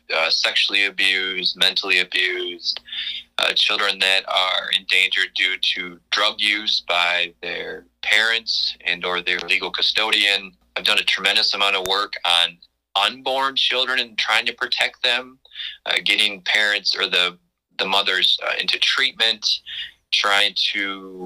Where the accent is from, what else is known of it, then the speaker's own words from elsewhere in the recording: Clark County, Wisconsin, United States; I'm born and raised in Clark County